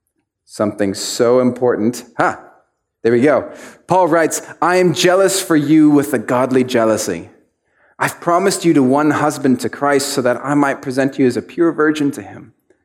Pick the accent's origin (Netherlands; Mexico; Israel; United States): Mexico; I grew up in Mexico and my dad was a pastor, and there was this one church we were pastoring.